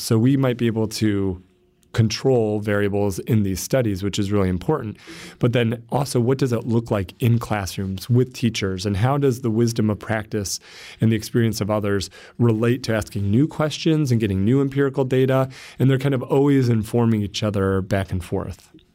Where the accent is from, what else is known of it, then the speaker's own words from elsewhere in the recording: Warsaw, Indiana, United States; I'm from Warsaw, Indiana